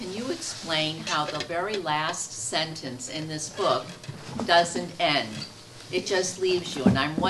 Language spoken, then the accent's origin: English; Boston, Massachusetts, United States; I'm from Boston.